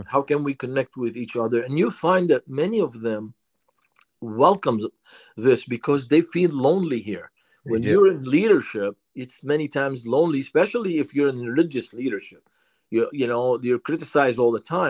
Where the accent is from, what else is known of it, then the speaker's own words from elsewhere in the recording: Lebanon; English is a second language; now in United States; For me, growing up in Lebanon